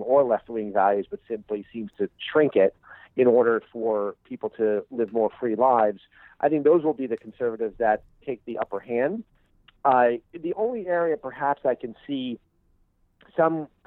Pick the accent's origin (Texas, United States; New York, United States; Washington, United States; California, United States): New York, United States; New York City; I grew up in Brooklyn, New York, an area right along the edge of Jamaica Bay